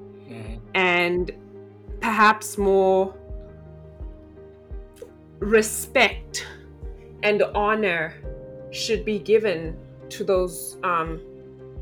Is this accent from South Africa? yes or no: yes; South Africa; now in Hawaii, United States; I'm from South Africa, so I'm not very familiar with the military, and living in Hawaii